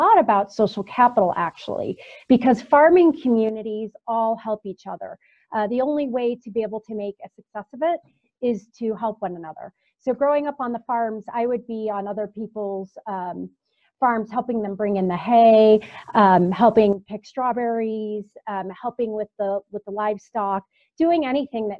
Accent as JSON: {"language": "English", "region": "Northwestern Pennsylvania", "country": "United States", "tie": "born or raised there", "also_born_or_lived": "Syracuse, New York", "moved": "as an adult", "lives_now": "Denver, United States", "said": "I am from Northwestern Pennsylvania originally. I grew up in farm country."}